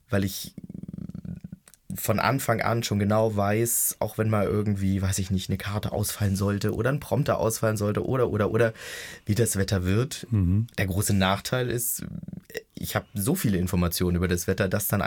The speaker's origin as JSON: {"language": "German", "region": "Brandenburg", "country": "Germany", "tie": "born or raised there", "said": "Ich bin in Brandenburg"}